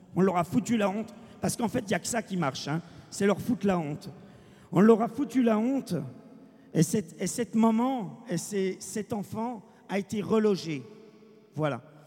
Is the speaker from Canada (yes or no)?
no; France; nous sommes français, nous, gens du voyage